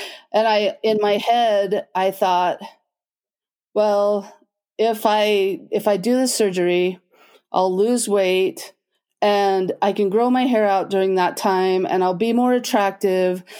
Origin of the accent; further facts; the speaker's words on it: Logan, Utah, United States; I grew up in Logan, Utah